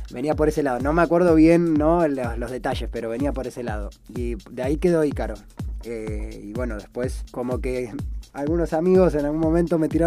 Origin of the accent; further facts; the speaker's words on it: Brazil; Porque es verdad, Vengo de Brasil.